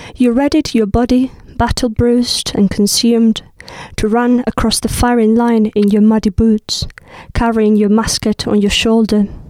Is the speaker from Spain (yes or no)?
yes; hometown of Lorca, Andalusia, Spain; first language Spanish; English is a second language; moved away as an adult; now in United Kingdom; from my hometown